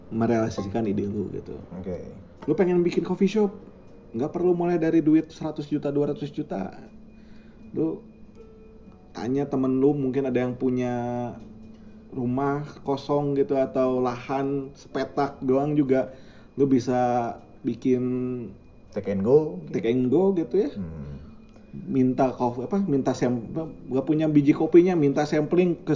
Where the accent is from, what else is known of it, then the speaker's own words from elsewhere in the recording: Bandung, West Java, Indonesia; also born or lived in Subang; Gua lahir di uh, Subang. Hmm. Hmm, tapi memang Bandung dari SD, dari TK. Dari, ya dari hampir seluruh hidup di Bandung lah ngerasain hidup di Bandung ya.